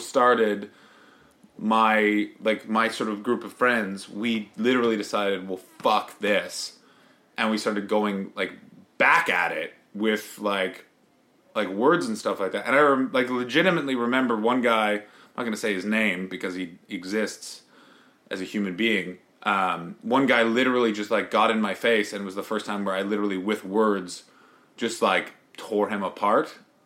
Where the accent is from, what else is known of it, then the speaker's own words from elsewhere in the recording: Ottawa, Ontario, Canada; moved away as an adult; also born or lived in Montreal; now in United Kingdom; I grew up in Ottawa